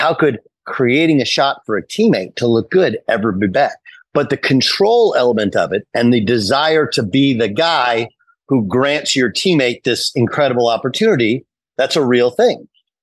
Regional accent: Los Angeles, California, United States; It's fascinating because I grew up in Los Angeles, a gigantic Magic fan.

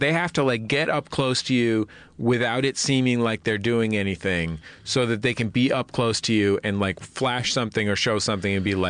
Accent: San Francisco, California, United States; I'm from the Mission in San Francisco.

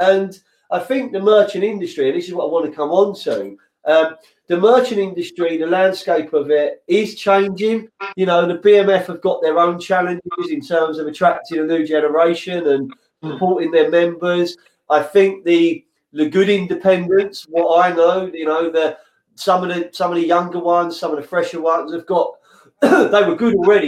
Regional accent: London, United Kingdom; now in Lewes, United Kingdom; when I grew up in Fulham, North End Road Market

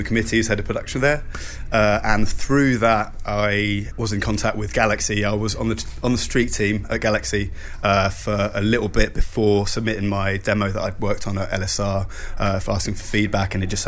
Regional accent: Switzerland; moved away; I grew up in Switzerland

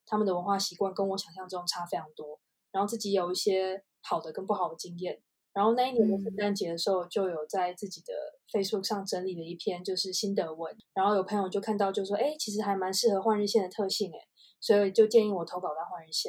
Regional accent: China; now in Netherlands; 所以我们是全家一起跟爸妈一起到中国居住。然后我是在那边算是长大的吧，大学在中国读。

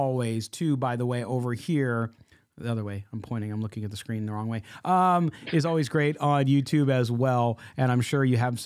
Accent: San Diego, California, United States; now in Midwest, United States; growing up in San Diego

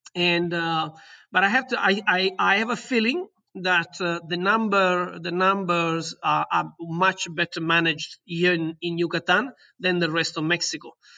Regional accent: Southern Italy, Italy; English is a second language; moved away as an adult; also born or lived in London; in my hometown in Italy, in the south of Italy

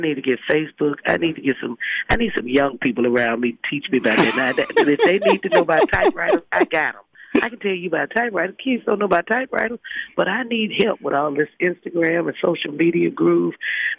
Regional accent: Holly Springs, Mississippi, United States; I'm a suburb mm-hmm. of Memphis, Tennessee, the booming metropolis of Holly Springs, Mississippi. And so I'm on my way home to be with my people

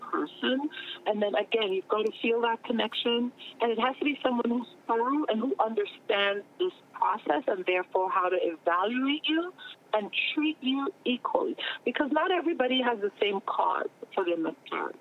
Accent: Trinidad & Tobago; moved away; growing up in the Caribbean, for example, there are certain careers we didn't even know existed

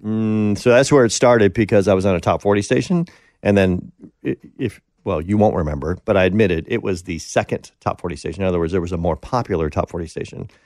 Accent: Green Bay, Wisconsin, United States; moved away as an adult; Green Bay, which is basically my hometown

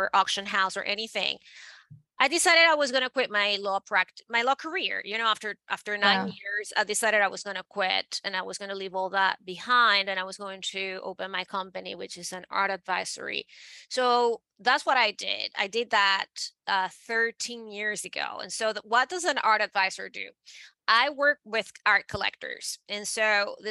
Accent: Venezuela; moved away as an adult; now in New York City, United States; I am born and raised in Venezuela

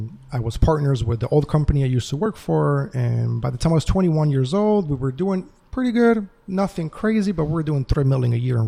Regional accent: Atlanta, Georgia, United States; also born or lived in Uruguay; I came to America with my family when I was 10 years old. I grew up here in Georgia, in Atlanta, Georgia

